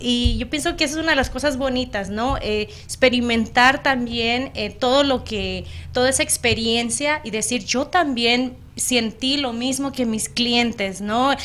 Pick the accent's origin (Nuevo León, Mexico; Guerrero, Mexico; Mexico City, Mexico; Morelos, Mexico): Guerrero, Mexico; Acapulco; moved away; su servidora nació hoy costeña, ah, nací en Acapulco Guerrero